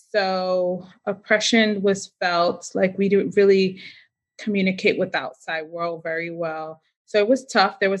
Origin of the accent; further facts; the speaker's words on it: Boston, Massachusetts, United States; moved away; I was born in Boston